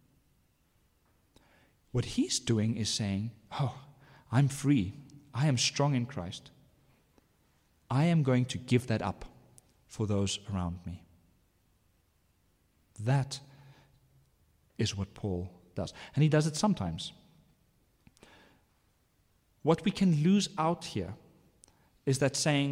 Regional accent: South Africa; I am an Afrikaner. I am a father. I'm a South African.

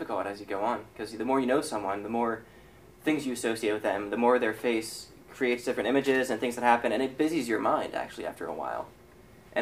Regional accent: Pittsburgh, Pennsylvania, United States; moved away as an adult; it was the first time I was actually away from Pittsburgh, from family

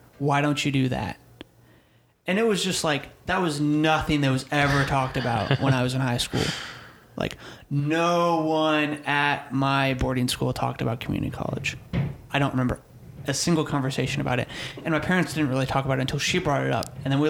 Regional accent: Missouri, United States; So I'm from Missouri, and my parents were going to move back. We're going to move back to where we used to live in Missouri.

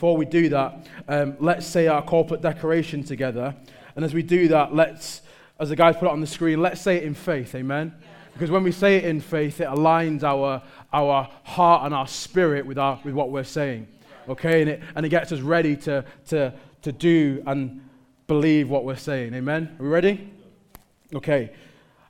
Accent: Manchester, North West England, United Kingdom; I'm from Manchester.

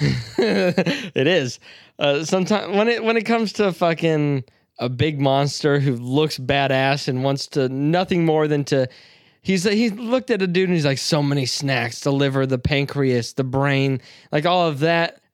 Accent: the South, United States; accent: southern; I'm fucking from the South

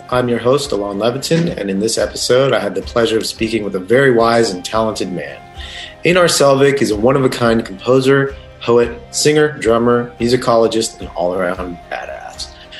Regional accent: United States; I'm American.

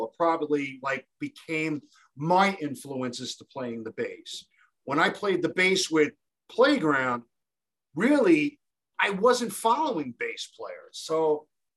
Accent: New York City, New York, United States; growing up in Canarsie, Brooklyn

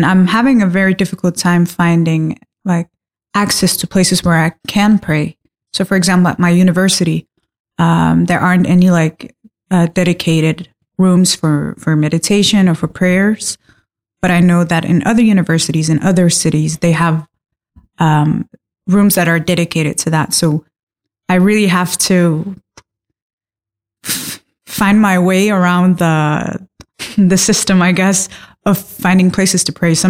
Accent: Denmark; I am Danish Palestinian

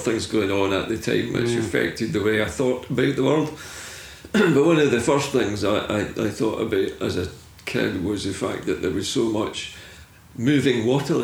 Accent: Fairlie, Scotland, United Kingdom; also born or lived in West End, Glasgow; my father took us down to live in Fairleigh, down near Largs on the Clyde Coast. Wee tiny fishing village, just on the seaside. And I grew up there.

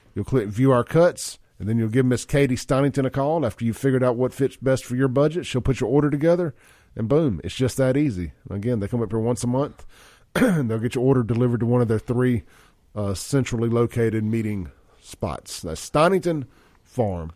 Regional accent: Castile Drive, Mississippi, United States; I grew up on Castile Drive

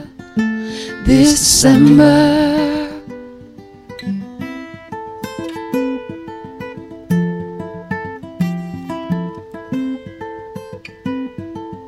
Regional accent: South Bend, Indiana, United States; also born or lived in Michigan City, Indiana; born and raised in Michigan City until I was about 4 or 5, and then moved to South Bend

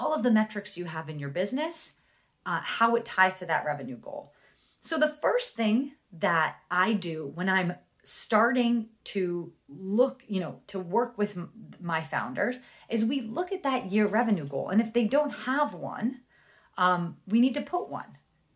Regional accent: New Jersey, United States; accent: Jersey; my Jersey accent

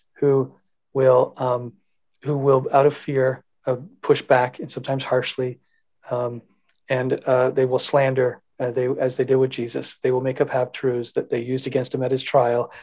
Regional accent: Canada; as Canadian citizens

